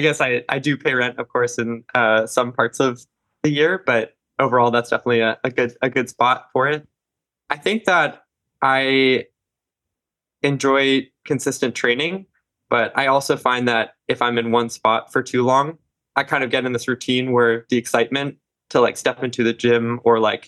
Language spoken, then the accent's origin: English; New Jersey, United States; moved away as an adult; also born or lived in Salt Lake City; now in Boston, United States; I grew up in Jersey